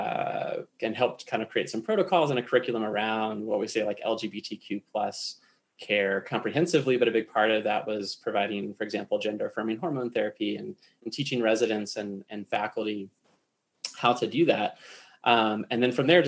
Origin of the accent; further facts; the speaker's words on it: Raleigh, North Carolina, United States; moved away as an adult; now in Colorado, United States; I grew up in North Carolina, I grew up in Raleigh